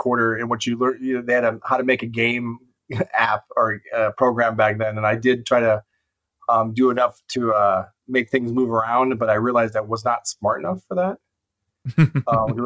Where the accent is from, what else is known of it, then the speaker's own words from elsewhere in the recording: Cleveland, Ohio, United States; moved away; I'm from Cleveland originally, so I'm a big fan of all the Cleveland sports teams